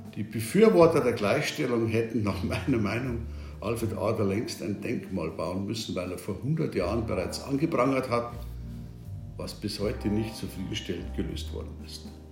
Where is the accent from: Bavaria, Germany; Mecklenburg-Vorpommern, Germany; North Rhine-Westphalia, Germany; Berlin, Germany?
Bavaria, Germany; Bei uns in Bayern